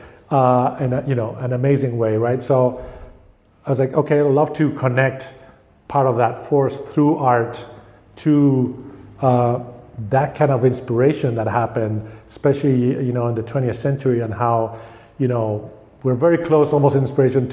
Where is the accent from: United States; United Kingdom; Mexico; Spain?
Spain; I felt I grew up in Spain